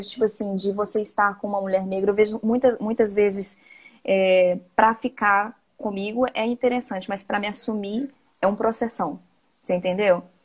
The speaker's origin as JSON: {"language": "Portuguese", "town": "Viçosa", "region": "Minas Gerais", "country": "Brazil", "said": "sou de Viçosa, né? Interior de Minas."}